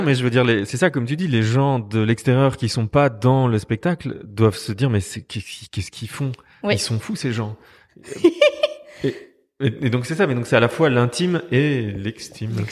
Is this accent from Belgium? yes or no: yes; Liège, Wallonia, Belgium; moved away as an adult; now in Brussels, Belgium; je suis liégeois d'origine, mais je suis venu en 2000